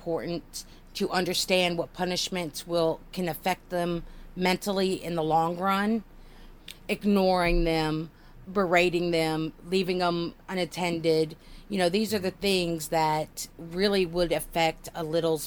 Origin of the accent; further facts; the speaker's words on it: United States; I'm an American